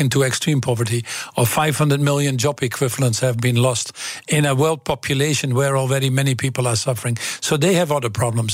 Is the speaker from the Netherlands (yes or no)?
yes; Twente, Overijssel, Netherlands; English is a second language; moved away as an adult; I came from Twente